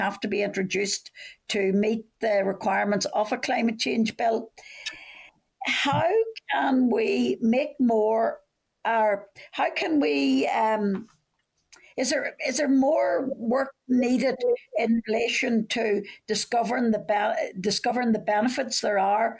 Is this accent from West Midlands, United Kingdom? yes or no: no; Northern Ireland, United Kingdom; I'm from Fermanagh and South Tyrone, so obviously you can imagine the impact this will have perhaps on farmers